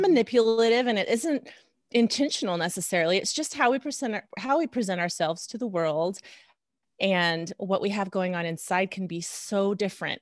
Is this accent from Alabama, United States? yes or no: no; Reno, Nevada, United States; moved away as an adult; also born or lived in Lincoln, Nebraska; went to medical school in my hometown, Reno, Nevada